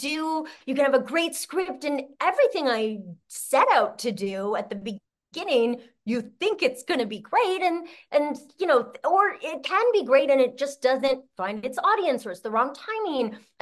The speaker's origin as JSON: {"language": "English", "country": "Canada", "said": "I'm Canadian, too."}